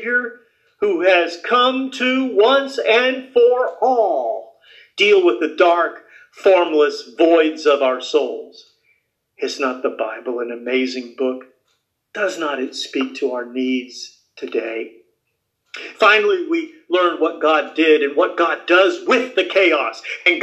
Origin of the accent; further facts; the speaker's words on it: Gulf Coast, United States; also born or lived in Florida / Houston, Texas; a Gulf Coast native, I grew up in Florida and Texas